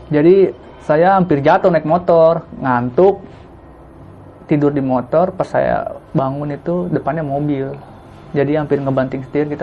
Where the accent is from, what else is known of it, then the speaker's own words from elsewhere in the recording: Bekasi, West Java, Indonesia; Saya berasal dari Tambun, Bekasi. Jauh.